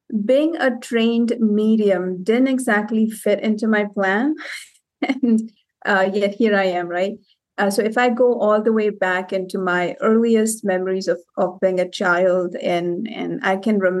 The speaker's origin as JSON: {"language": "English", "town": "Cape Town", "region": "Western Cape", "country": "South Africa", "tie": "born or raised there", "also_born_or_lived": "India", "said": "I was born in India and I spent about 6-7 years in India. Then we moved to Cape Town, South Africa"}